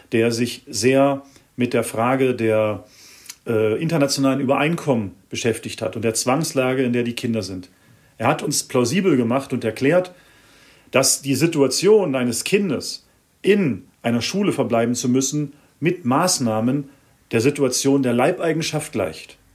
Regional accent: Germany; now in Switzerland; habe hm, schon über 20 Jahre jetzt in der Schweiz gelebt, stamme ursprünglich aus Deutschland, bin Schweizer Staatsbürger.

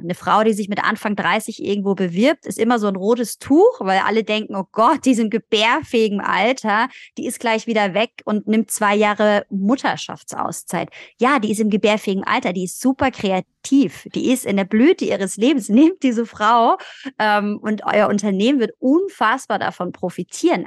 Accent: Germany; wir sind in Deutschland geboren

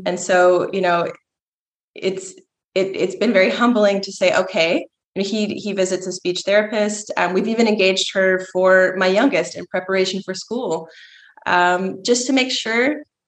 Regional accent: Georgia, United States; moved away as an adult; now in Austria; I'm from Georgia.

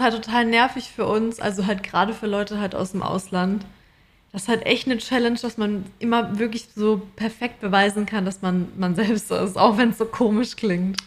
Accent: Germany; moved away as an adult; now in Australia; bei uns in Deutschland

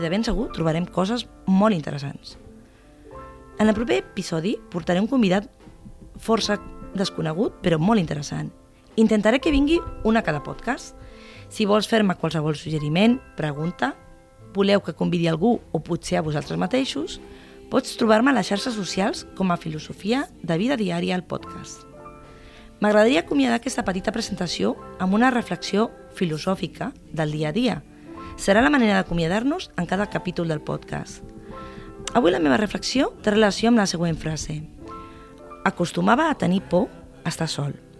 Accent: Tarragona, Catalonia, Spain; sóc de Tarragona de tota la vida

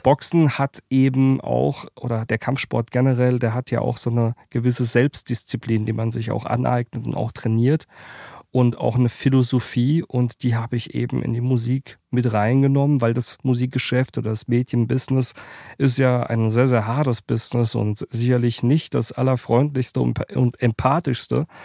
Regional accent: Worms, Rhineland-Palatinate, Germany; also born or lived in Mannheim; Ich bin ja aus der Pfalz aus der Kurpfalz, ähm, Mannheim, Worms sind so meine Heimatstädte.

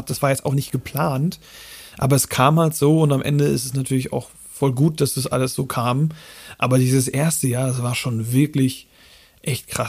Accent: Flensburg, Schleswig-Holstein, Germany; also born or lived in Hamburg, Germany; Ich komme ja äh, aus dem Raum Flensburg eher

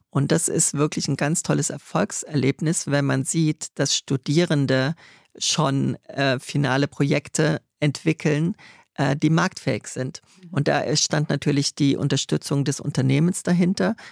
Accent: Trier, Rhineland-Palatinate, Germany; moved away; also born or lived in Stuttgart; aus Trier, der schönsten und ältesten Stadt Deutschlands, wo ich her bin

